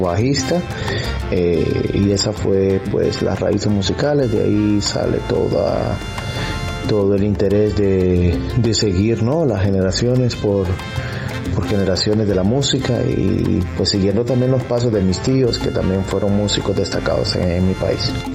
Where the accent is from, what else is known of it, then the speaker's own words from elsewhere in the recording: San Pedro Sula, Cortés, Honduras; now in Houston, United States; mi país de nacimiento es Honduras, eh, pero resido en la ciudad de Houston, Texas y soy nacido en la ciudad de San Pedro Sula, Honduras, Centroamérica.